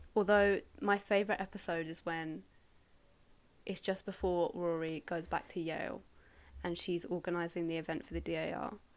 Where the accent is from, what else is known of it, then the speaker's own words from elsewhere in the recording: Surrey, South East England, United Kingdom; I'm from Surrey uh, originally